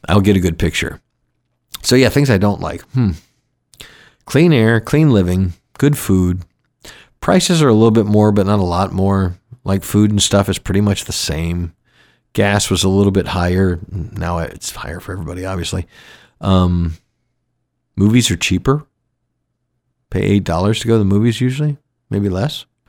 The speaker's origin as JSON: {"language": "English", "town": "Atlanta", "region": "Georgia", "country": "United States", "tie": "born or raised there", "also_born_or_lived": "Florida / Grand Cayman, Cayman Islands", "moved": "as an adult", "lives_now": "Kenai Peninsula, Alaska, United States", "said": "the same eighty that I grew up with in Georgia"}